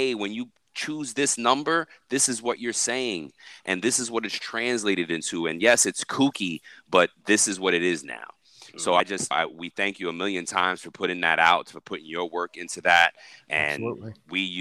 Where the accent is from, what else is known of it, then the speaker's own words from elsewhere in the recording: New York, United States; moved away as an adult; now in the South, United States; I'm originally from New York